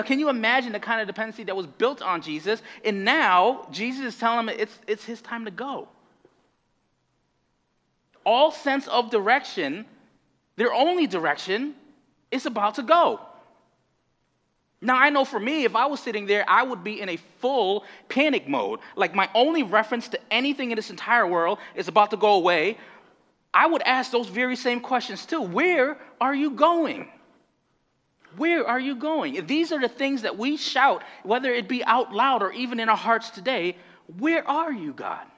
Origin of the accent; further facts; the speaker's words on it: Connecticut, United States; moved away as an adult; now in Boston, United States; from Connecticut